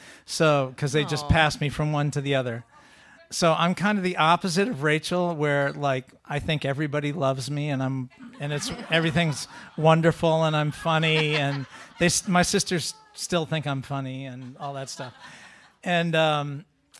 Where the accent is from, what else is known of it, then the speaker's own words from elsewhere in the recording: Sudbury, Massachusetts, United States; I grew up in Sudbury, to the west of here, near Concord, Lincoln, out that way, Walden Pond